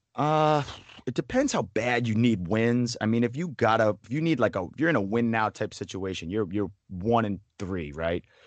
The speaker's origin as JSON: {"language": "English", "region": "New England", "country": "United States", "said": "I am from New England"}